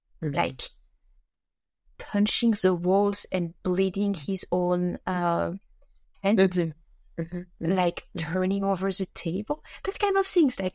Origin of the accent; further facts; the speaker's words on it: Switzerland; I said that it really makes me laugh because I come from Switzerland